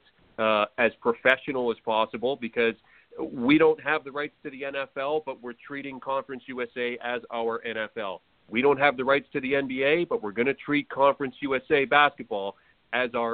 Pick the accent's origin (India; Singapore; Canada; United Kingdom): Canada; someone like me from small town Canada